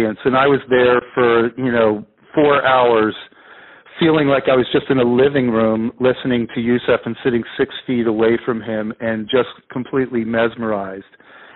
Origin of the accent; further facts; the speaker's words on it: outside of Philadelphia, Pennsylvania, United States; now in California, United States; I grew up outside of Philadelphia